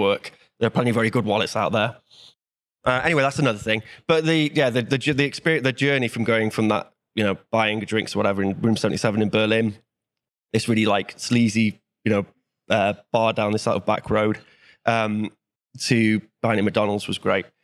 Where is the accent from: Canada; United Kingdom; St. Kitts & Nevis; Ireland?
United Kingdom; Wales; I'm from Wales